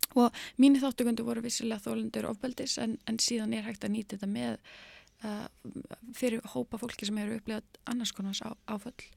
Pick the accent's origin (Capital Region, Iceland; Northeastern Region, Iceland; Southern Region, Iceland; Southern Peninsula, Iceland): Northeastern Region, Iceland; Akureyri; also born or lived in United States; ég er akkuröringur og var stúdent frá mennskólanum akkuröri